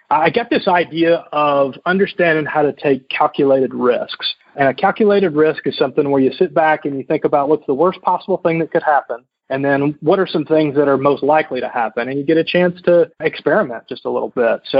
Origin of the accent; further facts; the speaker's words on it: the South, United States; I was from the South originally, so living in Indianapolis, Indiana, I distinctly remember scraping ice off my windshield well into May.